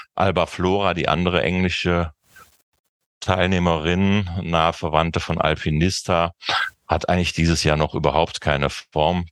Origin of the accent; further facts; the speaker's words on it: Cologne, North Rhine-Westphalia, Germany; als Kölner wette ich